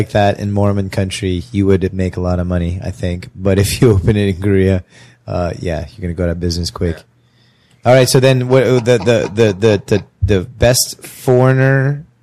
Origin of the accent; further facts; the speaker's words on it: United Kingdom; Oh yes. I'm a Brit.